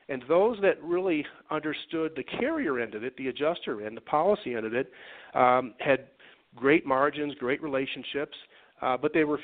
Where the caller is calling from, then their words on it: Denver, Colorado, United States; Uh, beautiful Denver, Colorado.